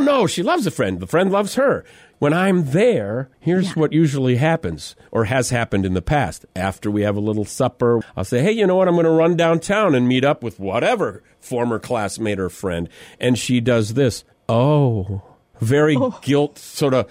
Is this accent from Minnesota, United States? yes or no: no; Mitchell, South Dakota, United States; This is Mitchell, South Dakota.